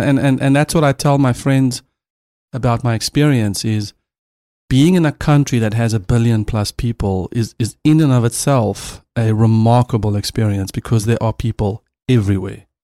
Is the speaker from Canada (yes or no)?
no; South Africa; I'm a South African